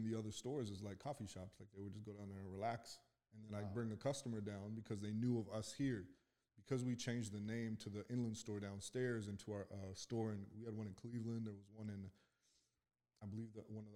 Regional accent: Calgary, Alberta, Canada; moved away as an adult; now in Pittsburgh, United States; Born in Canada. Calgary, Alberta.

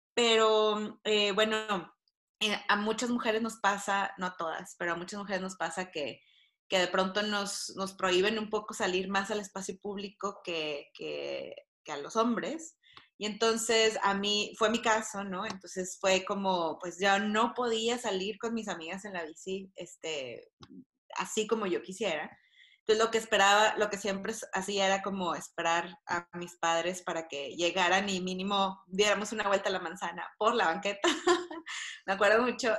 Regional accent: Monterrey, Nuevo León, Mexico; moved away as an adult; now in Mexico City, Mexico; soy eh, regiomontana, tengo 10 años viviendo en la Ciudad de México

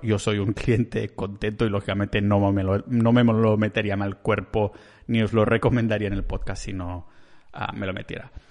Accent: Catalonia, Spain; accent: Catalan; solo soy un catalán que el acento se me pone mucho de por medio

